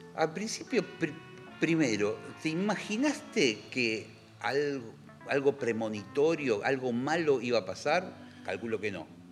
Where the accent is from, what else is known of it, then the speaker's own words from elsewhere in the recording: Argentina; somos argentinos.